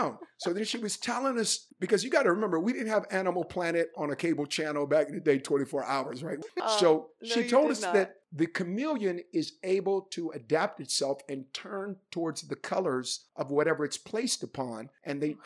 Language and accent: English; Oakland, California, United States; when I was growing up in West Oakland, California